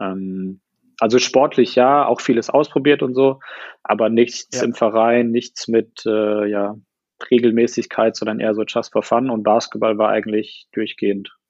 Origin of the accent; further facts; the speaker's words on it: Heidelberg, Baden-Württemberg, Germany; ähm, ich komme aus Heidelberg, bin ja jetzt im Januar 31 geworden